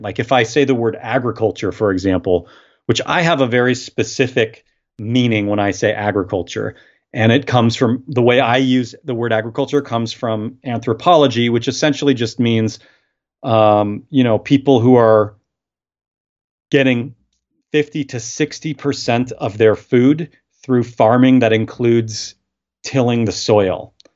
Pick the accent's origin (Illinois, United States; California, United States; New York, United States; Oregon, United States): Oregon, United States; Portland; I've born and raised in Portland